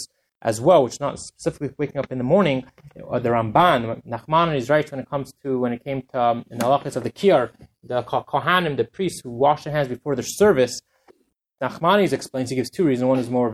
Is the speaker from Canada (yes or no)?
yes; Canada; I'm from Canada, I'll use the kilometers